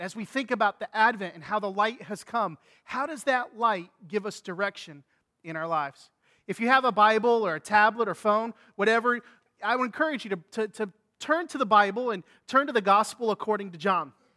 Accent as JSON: {"language": "English", "region": "Indiana", "country": "United States", "tie": "born or raised there", "said": "growing up in Indiana, we used to come to Florida on spring break"}